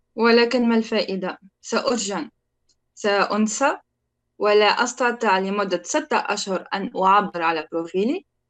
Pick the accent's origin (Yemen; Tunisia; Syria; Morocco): Tunisia; moved away as an adult; انا تونسيه